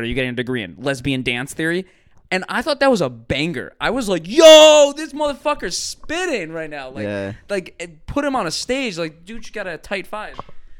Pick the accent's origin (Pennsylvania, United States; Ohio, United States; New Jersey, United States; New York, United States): Ohio, United States; Cleveland; I'm from Cleveland.